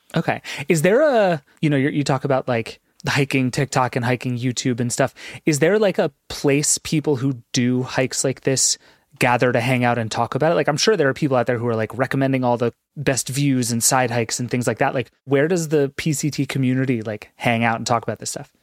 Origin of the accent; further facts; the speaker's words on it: East Coast, United States; I'm from the East Coast where, like, the Appalachian Trail is a thing people